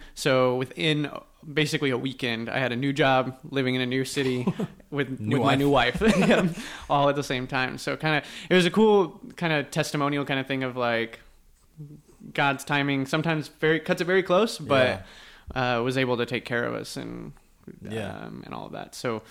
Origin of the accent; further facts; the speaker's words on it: Weatherford, Texas, United States; moved away as an adult; now in Houston, United States; I'm from a little town called Weatherford, Texas.